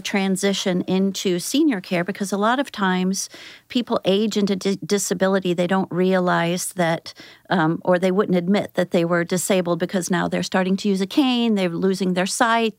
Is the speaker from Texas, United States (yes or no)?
no; St. Louis, Missouri, United States; also born or lived in Athens, Georgia; I moved here when I was in grade school and was raised in Saint Louis, Saint Peter's area